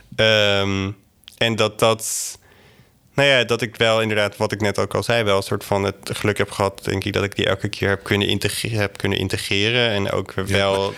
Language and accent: Dutch; Drenthe, Netherlands; ik ben zelf opgegroeid in Drenthe, in echt een, een kleine plattelandsgemeenschap met zo'n 200 zielen